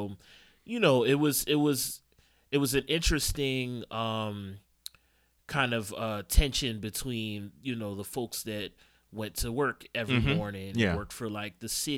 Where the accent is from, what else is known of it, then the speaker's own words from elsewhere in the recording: Philadelphia, Pennsylvania, United States; I'm from Uptown, West Oak Lane. So Northwest Philadelphia, as they say. So right around 68th and Broad.